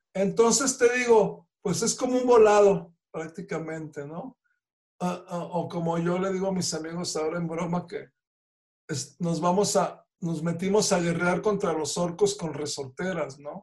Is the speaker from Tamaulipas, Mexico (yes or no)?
yes; Reynosa, Tamaulipas, Mexico; somos paisanos de Reynosa.